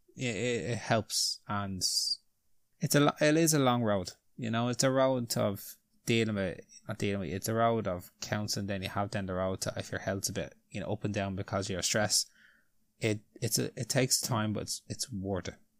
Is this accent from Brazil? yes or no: no; Ireland; we're Irish